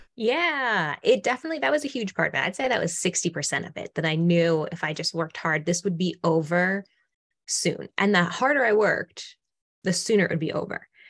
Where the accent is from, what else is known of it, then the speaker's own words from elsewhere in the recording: Massachusetts, United States; now in Austin, United States; I'm originally from Massachusetts, but I was living in, you know, still living in Austin, Texas